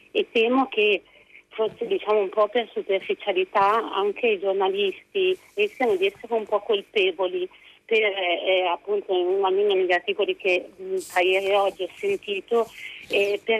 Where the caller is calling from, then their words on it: Parma, Emilia-Romagna, Italy; siamo da Parma, sono una psicoterapeuta felicemente vaccinata io e tutta la mia famiglia